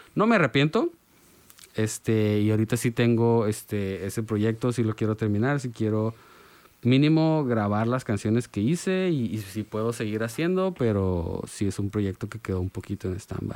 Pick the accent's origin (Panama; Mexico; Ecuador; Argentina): Mexico; como mexicanos tenemos el estigma de macho y macho